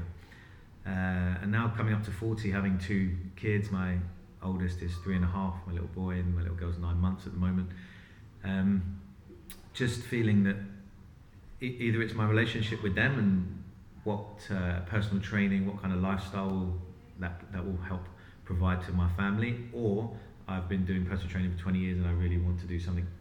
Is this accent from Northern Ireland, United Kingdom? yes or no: no; London, United Kingdom; I was born in London, lived in London my whole life.